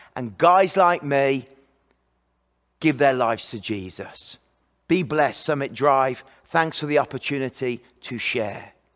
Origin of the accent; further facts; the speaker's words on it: England, United Kingdom; moved away; I'm from England